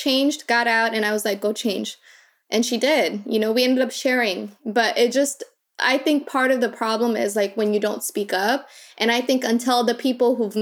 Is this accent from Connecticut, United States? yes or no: no; Minnesota, United States; also born or lived in Kakuma refugee camp, Kenya; I came from Minnesota